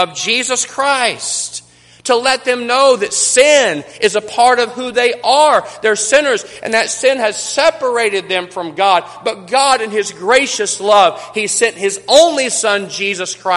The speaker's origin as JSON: {"language": "English", "town": "Kermit", "region": "Texas", "country": "United States", "tie": "born or raised there", "said": "I was born on May the 24th, 1972 in Kermit, Texas."}